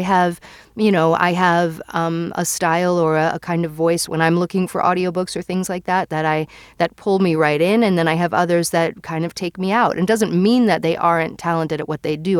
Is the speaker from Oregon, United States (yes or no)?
no; New York, United States; moved away; I'm originally from New York